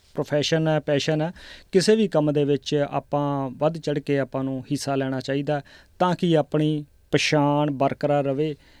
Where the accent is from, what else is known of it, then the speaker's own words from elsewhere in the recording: Abohar, Punjab, India; now in Melbourne, Australia; ਪੰਜਾਬ ਚੋਂ ਜੀ ਅਬੋਰ ਤੋਂ ਮੈਂ ਬਿਲੋਂਗ ਕਰਦਾ